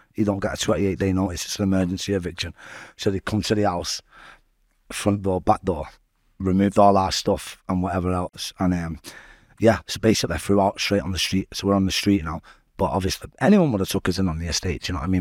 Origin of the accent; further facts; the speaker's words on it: Salford, North West England, United Kingdom; also born or lived in Manchester; growing up in Little Autumn was a bit mad